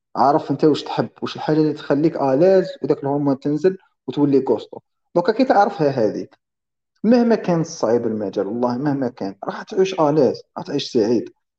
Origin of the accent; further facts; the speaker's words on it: Algeria; حنا كشعب جزائري